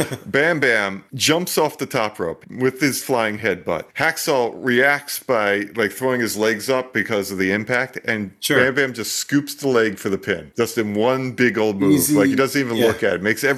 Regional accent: New Jersey, United States; We don't pump our own gas in Jersey.

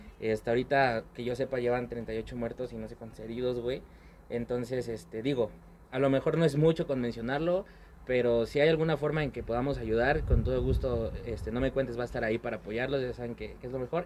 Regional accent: Mexico City, Mexico; now in Pachuca, Mexico; toda mi infancia la viví en la Ciudad de México

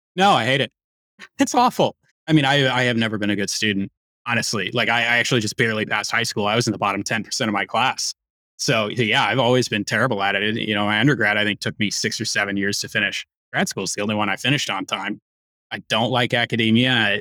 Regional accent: Chicago, Illinois, United States; I'm a Chicagoan.

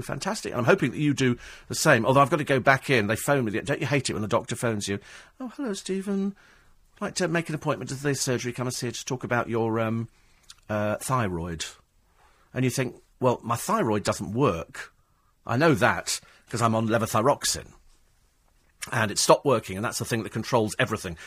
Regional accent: England, United Kingdom; We're English

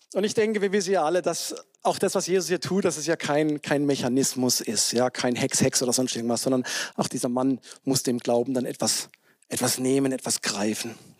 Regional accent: south of Freiburg, Baden-Württemberg, Germany; moved away; in der evangelischen Landeskirche in, Südbaden, ne, südlich von Freiburg, wo ich herkomme

